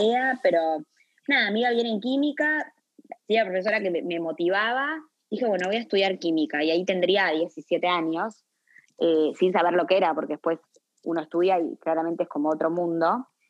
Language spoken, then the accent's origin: Spanish; Montevideo, Uruguay; also born or lived in Buenos Aires / Philadelphia; uruguaya, eh, de Montevideo